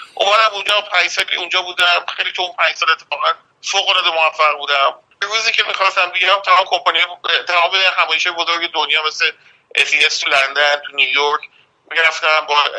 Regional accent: Mashhad, Razavi Khorasan, Iran; moved away as an adult; also born or lived in Manchester, United Kingdom; now in United Kingdom; تو منچستر من متولد شدم هم من هم برادر بزرگم که یک سال من بزرگتره و بعد ما اومدیم ایران و رفتیم مشهد

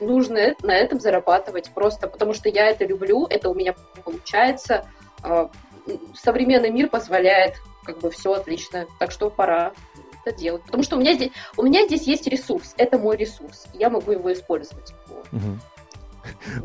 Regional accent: Kazakhstan; now in Saint Petersburg, Russia; я сама из Казахстана, да, надо сказать, я из Казахстана.

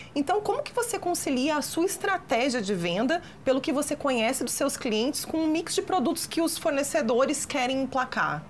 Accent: Rio Grande do Sul, Brazil; now in Minas Gerais, Brazil; Eu, como gaúcha que mora aqui em Minas

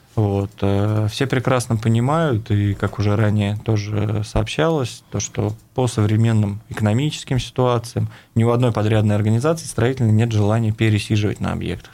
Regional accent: Saratov, Saratov Oblast, Russia; moved away as an adult; now in Ufa, Russia; я являюсь уроженцем города Саратова

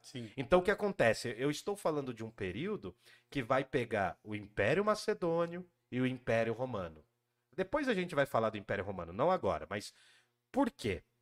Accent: Jundiaí, São Paulo, Brazil; moved away as an adult; also born or lived in Guarulhos / Mooca, São Paulo / República, São Paulo; nasci em Jundiaí

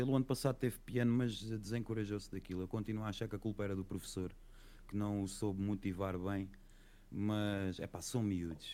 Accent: Setúbal, Portugal; eu não sou da Covilhã, eu sou de Setúbal

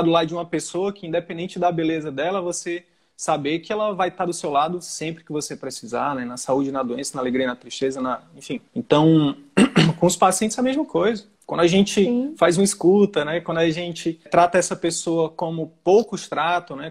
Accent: Northeast Region, Brazil; eu sou do Nordeste

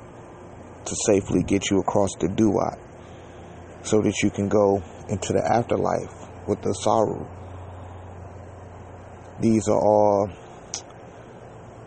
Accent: Detroit, Michigan, United States; I'm from Detroit, Michigan.

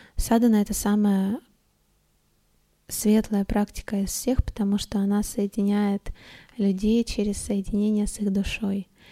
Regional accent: Stavropol, Stavropol Krai, Russia; now in Moscow, Russia; Я тогда уехала к родителям домой в Ставрополе. Я, значит, из Ставрополя

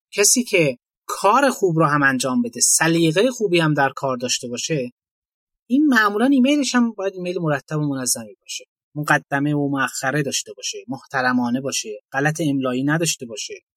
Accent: Iran

